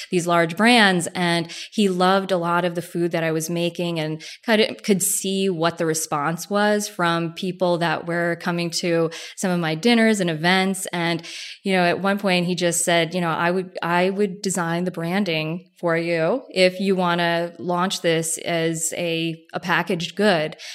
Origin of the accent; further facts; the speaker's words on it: New Jersey, United States; I grew up in Jersey